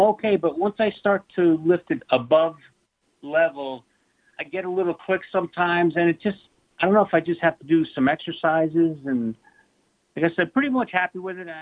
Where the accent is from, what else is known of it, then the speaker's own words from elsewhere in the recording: Ramsey, New Jersey, United States; moved away as an adult; I grew up in Ramsey, New Jersey.